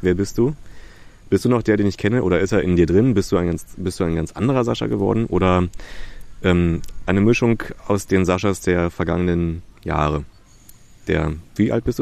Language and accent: German; Berlin, Germany; ich bin da geboren in Köpenick